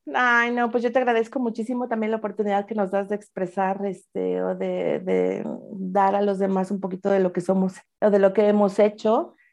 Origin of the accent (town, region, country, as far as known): Mexico; moved away as an adult; now in Switzerland